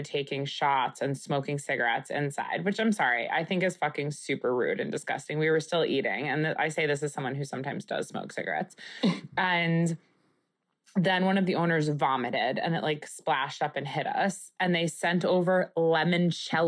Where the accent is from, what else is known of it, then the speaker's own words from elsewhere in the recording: Long Island, New York, United States; where I grew up on Long Island